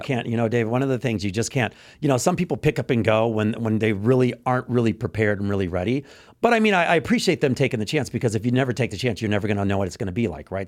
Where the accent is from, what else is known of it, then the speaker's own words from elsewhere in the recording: Texas, United States; moved away; I'm from Texas, you know, I grew up in Texas